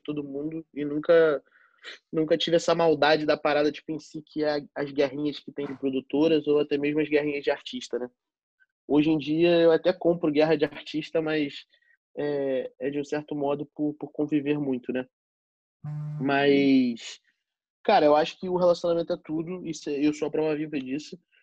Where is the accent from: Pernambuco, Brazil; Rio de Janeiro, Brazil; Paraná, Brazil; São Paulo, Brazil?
Rio de Janeiro, Brazil; sou nascido e criado na Zona Norte do Rio, São Cristóvão